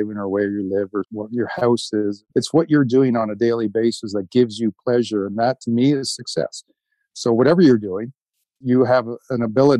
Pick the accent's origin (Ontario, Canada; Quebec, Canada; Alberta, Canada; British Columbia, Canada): Ontario, Canada; Georgetown; I grew up in Georgetown, Ontario, which is a small town outside of Toronto